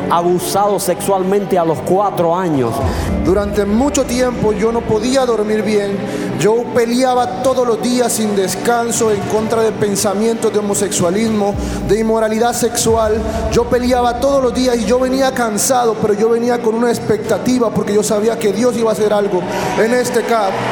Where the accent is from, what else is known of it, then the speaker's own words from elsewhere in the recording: Honduras; Venimos de Honduras a recibir muy contentos con mi familia